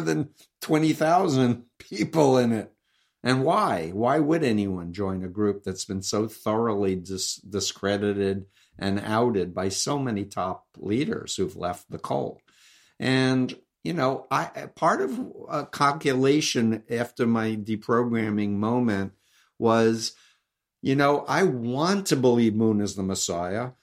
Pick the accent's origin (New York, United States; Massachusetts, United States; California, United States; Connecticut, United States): New York, United States; New York City; I'm from New York. I grew up one point three miles from him.